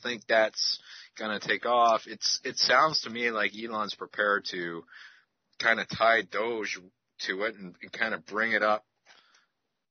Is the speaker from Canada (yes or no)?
yes; Canada; I'm Canadian